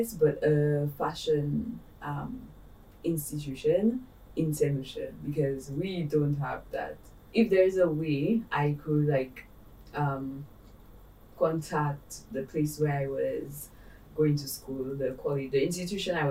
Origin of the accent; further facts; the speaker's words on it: St. Lucia; And I'm Saint Lucian. I am from the Caribbean.